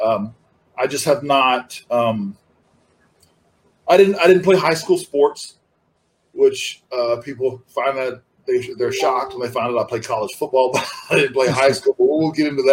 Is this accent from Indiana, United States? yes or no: no; Florida, United States; I'm from Florida, and so I watched Florida Championship Wrestling. And I actually got to see a couple of shows when I was a kid because they come to my hometown